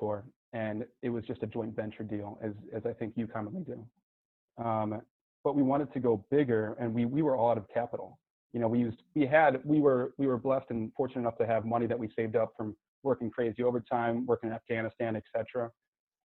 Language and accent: English; Cleveland, Ohio, United States; moved away; also born or lived in San Diego; I'm from Cleveland, that's where I'm initially from before I was sent out to San Diego.